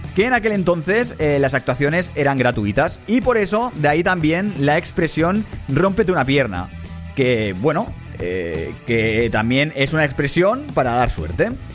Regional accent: Barcelona, Catalonia, Spain; also born or lived in Badalona; soy de Barcelona

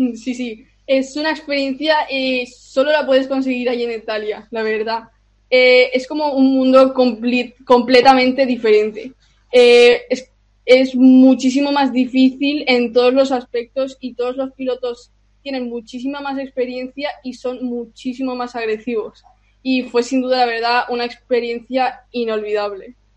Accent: Spain; soy austriaca, pero eh, nací en España y, vivo en España

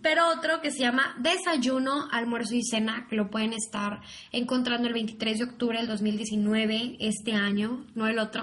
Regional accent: Mexico; aquí en México

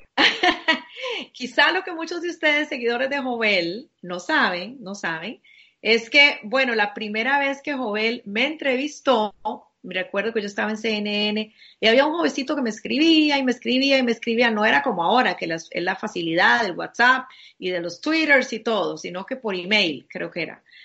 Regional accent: Costa Rica; como compatriota mío, como costarricense

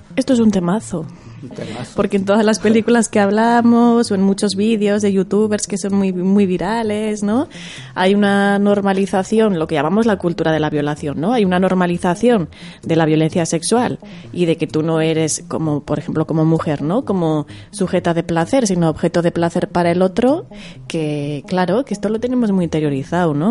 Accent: Zaragoza, Aragon, Spain; yo vengo de Zaragoza, ¿no? De allí de, está la Plaza del Pilar, que hay muchas palomas, ¿no? Y yo siempre digo de broma, como cuando iba de pequeña a la Plaza del Pilar

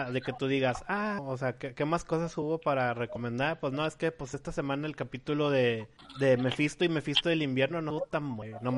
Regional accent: Mexico City, Mexico; ¿De dónde eres? No, pues jefe, pues yo, yo de la Ciudad de México, jefe

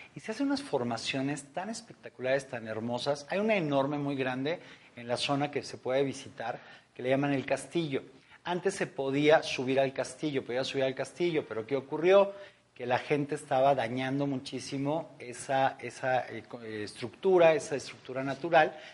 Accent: Mexico; en nuestro país, en México, en mi país

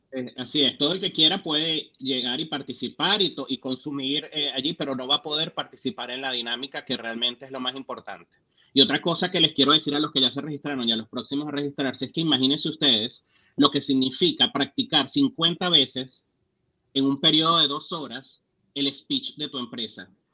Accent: Venezuela; now in United States; como venezolanos

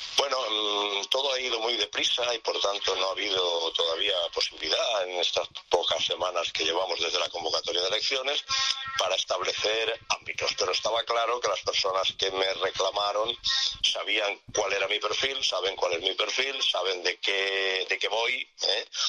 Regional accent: Valencian Community, Spain; moved away as an adult; also born or lived in Madrid; país valenciano es un país de ciudades

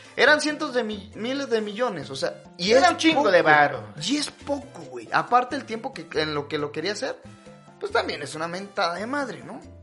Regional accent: Mexico; soy un mexicano flexible

